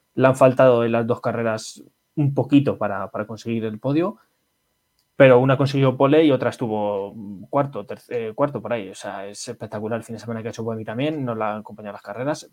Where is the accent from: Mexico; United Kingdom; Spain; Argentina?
Spain; Somos españoles